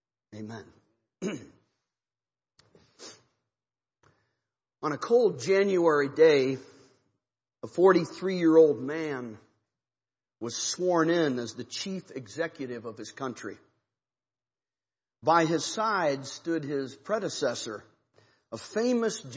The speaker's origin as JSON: {"language": "English", "region": "Ohio", "country": "United States", "moved": "yes", "lives_now": "Missouri, United States", "said": "I'm from Ohio. It's Missouri where we live."}